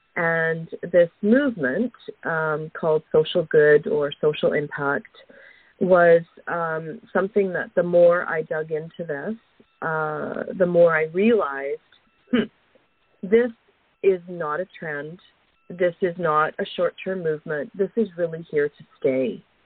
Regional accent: Alberta, Canada; moved away; I grew up uh, a prairie girl. I grew up in Alberta, so I have uh, I have fond memories of um, of my childhood in Alberta

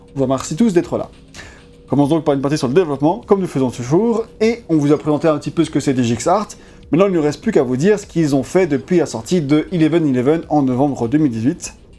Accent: France; on est français

